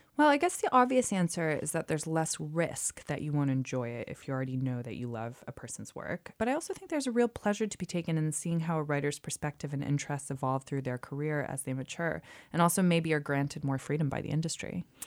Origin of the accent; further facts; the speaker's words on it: United States; moved away as an adult; now in United Kingdom; I'm from the U S. I am still a U S citizen.